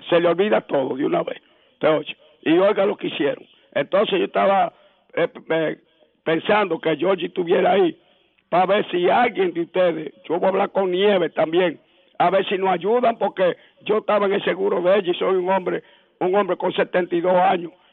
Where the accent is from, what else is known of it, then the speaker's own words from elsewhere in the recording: Moca, Espaillat, Dominican Republic; Yo soy de Moca, tú oye.